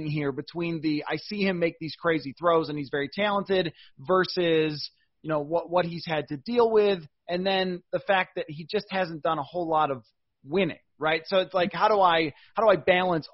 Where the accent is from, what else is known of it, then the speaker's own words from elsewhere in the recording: Buffalo, New York, United States; now in Minnesota, United States; I'm originally from Buffalo